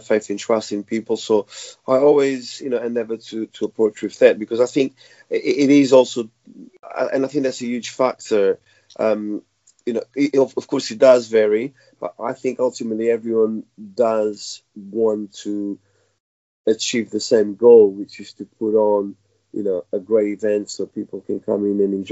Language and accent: English; Portugal; also born or lived in Mozambique; now in London, United Kingdom; I was born in Mozambique, raised in Portugal